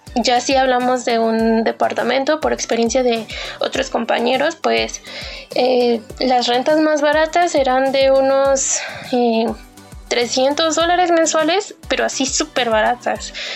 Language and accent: Spanish; Mexico; de México